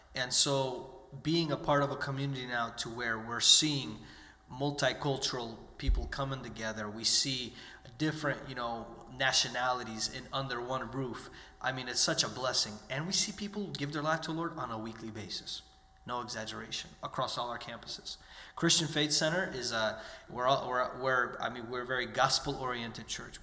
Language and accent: English; United States; I was born and raised in the United States